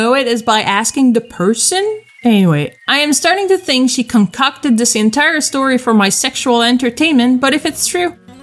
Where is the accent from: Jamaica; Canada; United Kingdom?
Canada; I'm French Canadian. I speak French